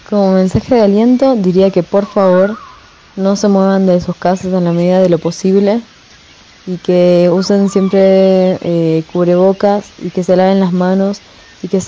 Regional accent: Argentina; now in Mexico; tengo 29 años y soy artista. Eh, yo soy argentina

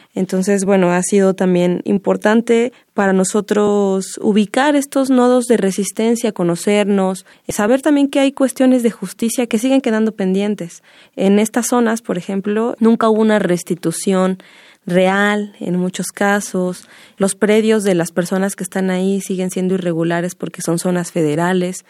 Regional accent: Mexico City, Mexico; yo soy hija, ¿no? De Mazateca, nací aquí en la Ciudad de México y aunque yo nací aquí, siempre he tenido mucho apego con la sierra.

